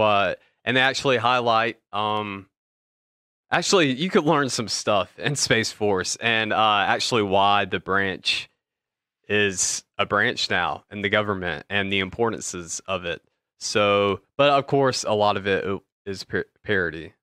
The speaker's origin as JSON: {"language": "English", "town": "Atlanta", "region": "Georgia", "country": "United States", "said": "we're from Atlanta"}